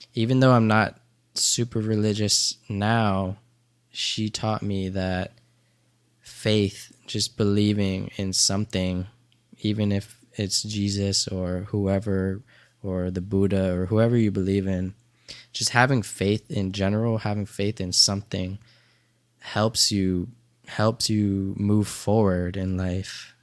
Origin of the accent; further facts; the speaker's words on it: Dover, Delaware, United States; I grew up in a small town of Dover, Delaware